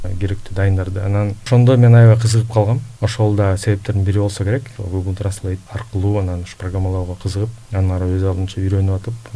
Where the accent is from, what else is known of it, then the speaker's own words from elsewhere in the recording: Kyrgyzstan; мен айылда чоңойгом өзүм мал багып кадимкидей эл катары эле ошон үчүн айылдык программистмин деп жазып койдум